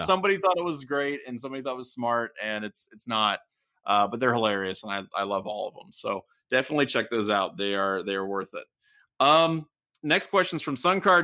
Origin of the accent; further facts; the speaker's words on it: Southwestern Ohio, United States; as a child, I was frequently, you know, as an Ohio State fan, I was the target of derision of people who had become, uh, Michigan fans in Southwestern Ohio